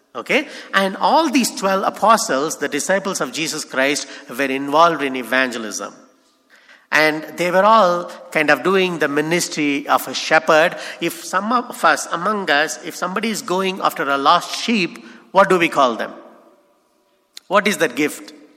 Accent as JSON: {"language": "English", "country": "India", "said": "as Indian I cannot go to Pakistan"}